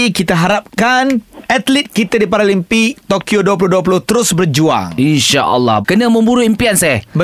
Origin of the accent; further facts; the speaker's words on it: Malaysia; kita sebagai rakyat Malaysia